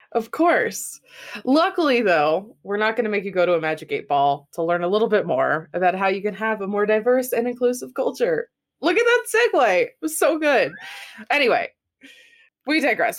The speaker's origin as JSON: {"language": "English", "country": "United States", "said": "as an American"}